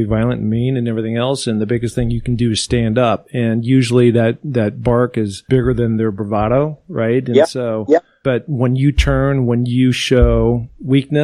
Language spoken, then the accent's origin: English; Seattle, Washington, United States; now in Hermosa Beach, United States; I grew up in Seattle, Washington, very climbing centric